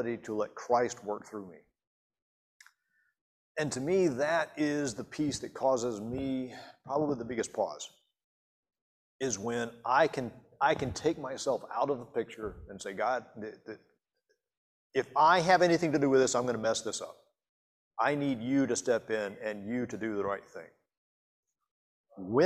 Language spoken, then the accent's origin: English; Montgomery, United States; when Susan and I were growing up in Montgomery